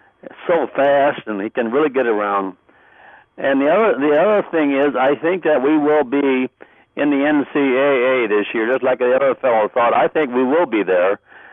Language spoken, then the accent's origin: English; Oklahoma, United States; moved away; I'm from Oklahoma, as you know